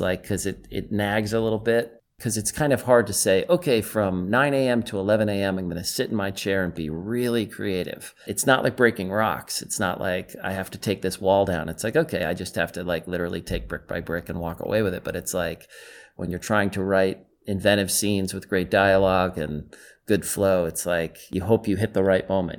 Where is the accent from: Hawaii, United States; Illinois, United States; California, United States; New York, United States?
New York, United States; moved away as an adult; now in Los Angeles, United States; I came from New York to L A in nineteen ninety after I graduated college